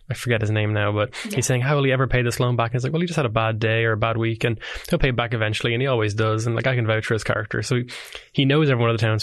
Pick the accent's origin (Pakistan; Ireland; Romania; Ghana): Ireland; I'm Irish